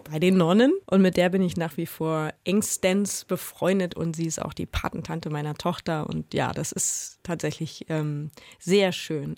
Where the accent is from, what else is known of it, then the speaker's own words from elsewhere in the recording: Berlin, Germany; Aufgewachsen bin ich in Marienfelde und Neukö in Neukölln zur Schule gegangen